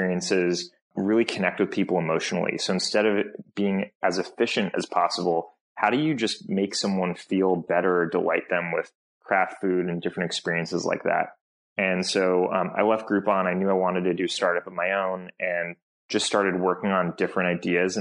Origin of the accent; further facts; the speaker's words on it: Bay Area, California, United States; I grew up in the Bay Area